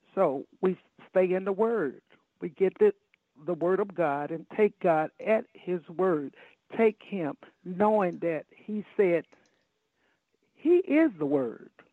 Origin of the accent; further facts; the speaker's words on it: Chicago, Illinois, United States; I grew up in Chicago, Illinois